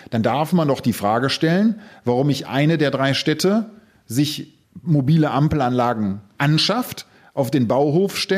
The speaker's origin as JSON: {"language": "German", "town": "Solingen", "region": "North Rhine-Westphalia", "country": "Germany", "said": "hey, ich komme aus Solingen, ich komme aus der Klingenstadt, dann ist das etwas."}